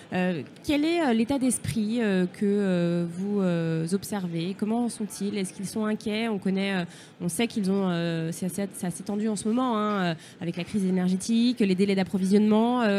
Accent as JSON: {"language": "French", "town": "Lyon", "region": "Auvergne-Rhône-Alpes", "country": "France", "said": "Saint-Priest, à côté de Lyon, je connais très bien, je suis lyonnaise, donc je connais comme ma poche."}